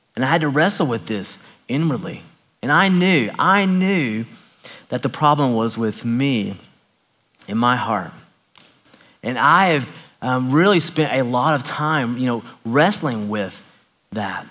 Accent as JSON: {"language": "English", "town": "Knoxville", "region": "Tennessee", "country": "United States", "tie": "born or raised there", "said": "I grew up a Baptist preacher's kid in Knoxville, Tennessee"}